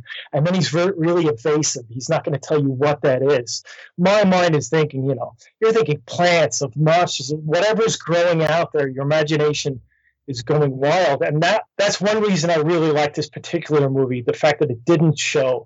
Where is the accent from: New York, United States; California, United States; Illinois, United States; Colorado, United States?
New York, United States; I was raised in New York.